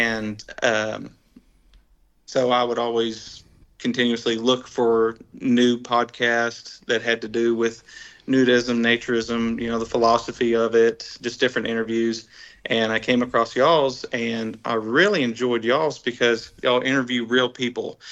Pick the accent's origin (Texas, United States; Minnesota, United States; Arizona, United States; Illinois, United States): Texas, United States; Dallas Fort Worth area; we're from Texas.